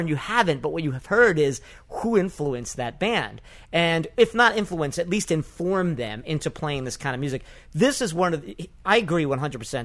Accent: New York, United States; who live in New York, who was born and raised in New York

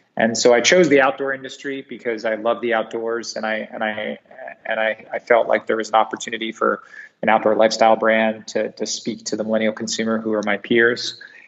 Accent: Singapore; And I was raised in Southeast Asia, predominantly in Singapore.

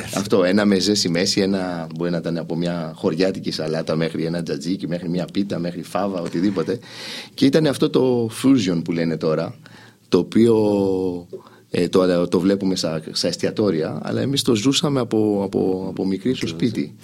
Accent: Île-de-France, France; also born or lived in Athens, Greece / Bordeaux, France; now in Greece; φύγαμε στο, στη Γαλλία. Μεγάλωσα εκεί

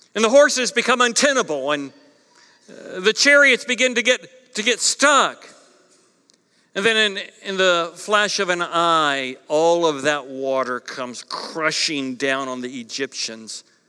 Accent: East Coast, United States; moved away; growing up on the East Coast

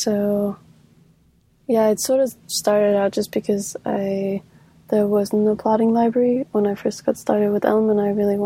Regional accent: North Denmark Region, Denmark; now in Copenhagen, Denmark; I am from Denmark, more specifically in the north, but I live in Copenhagen now.

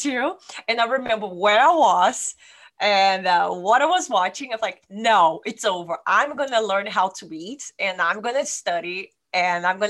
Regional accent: Brazil; moved away as an adult; now in Sonoma, United States; I'm from Brazil and I came to the United States in 2009.

